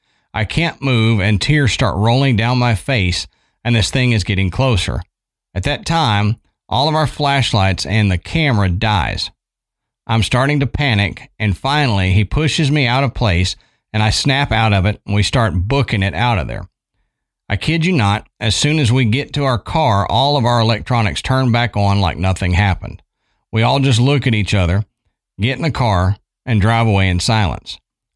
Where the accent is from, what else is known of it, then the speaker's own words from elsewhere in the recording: Buffalo, New York, United States; I'm from Buffalo, New York, and in the suburbs was an old bed and breakfast that had folk tales of witchcraft being done there.